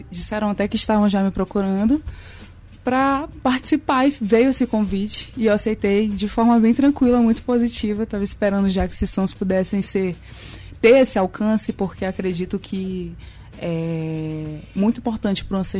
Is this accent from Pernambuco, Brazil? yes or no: no; Nina Rodrigues, Maranhão, Brazil; Eu sou de Nina Rodrigues, de um povoado chamado Ilha, um povoado bem pequeno. Lá não tem muita estrutura, as casas são de barro